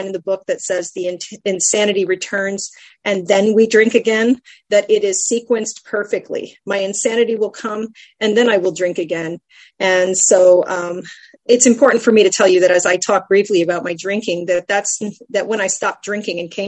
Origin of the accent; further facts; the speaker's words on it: San Antonio, Texas, United States; I come from San Antonio, Texas